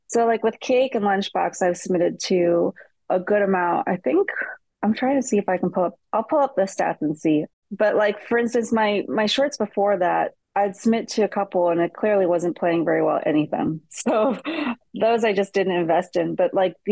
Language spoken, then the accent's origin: English; Cleveland, Ohio, United States; I'm originally from Cleveland